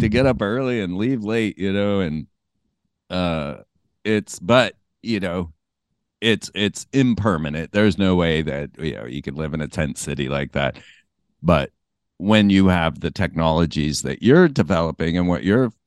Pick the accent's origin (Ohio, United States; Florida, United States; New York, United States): Florida, United States; I grew up in Florida too.